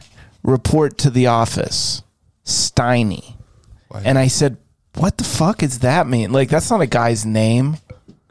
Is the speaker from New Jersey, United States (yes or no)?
yes; New Jersey, United States; now in Denver, United States; I was in New Jersey.